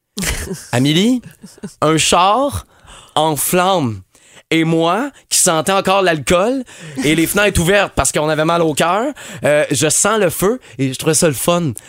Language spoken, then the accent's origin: French; Montreal, Quebec, Canada; chez nous à Montréal